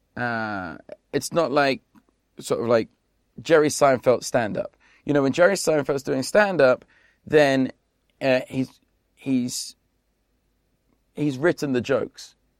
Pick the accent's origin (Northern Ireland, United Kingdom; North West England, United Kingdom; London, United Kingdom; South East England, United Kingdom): London, United Kingdom; moved away as an adult; now in Las Vegas, United States; I grew up in South East London